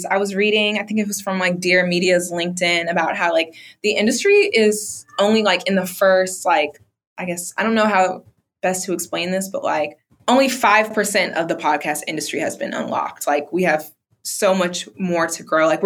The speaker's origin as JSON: {"language": "English", "town": "Bronx", "region": "New York", "country": "United States", "said": "Like, we're both black women, or we're both from the Bronx."}